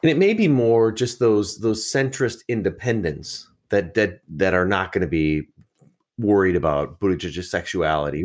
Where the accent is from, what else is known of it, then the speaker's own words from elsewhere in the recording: Wisconsin, United States; I'm from Wisconsin, the Badger State